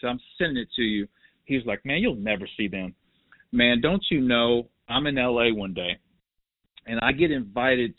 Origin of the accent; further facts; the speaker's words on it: Cincinnati, Ohio, United States; I'm from Cincinnati